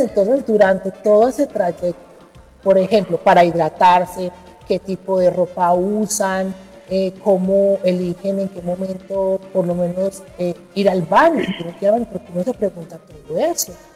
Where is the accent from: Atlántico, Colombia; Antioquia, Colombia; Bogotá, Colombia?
Antioquia, Colombia; la emoción que tenemos los antioqueños, los colombianos